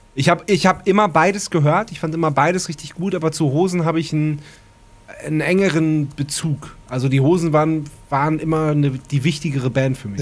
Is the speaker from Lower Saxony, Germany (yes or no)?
yes; Wendland, Lower Saxony, Germany; bei uns im Wendland